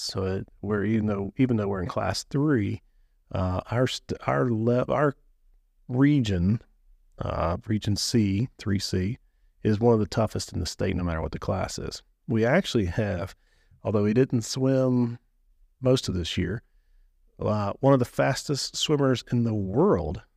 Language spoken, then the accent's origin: English; Waynesboro, United States; I grew up here in Waynesboro